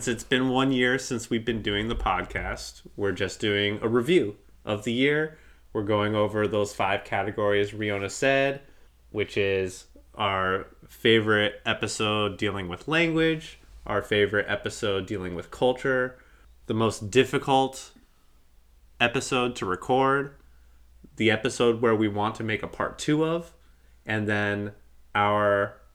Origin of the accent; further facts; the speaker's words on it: Virginia, United States; Maybe because we're from Virginia.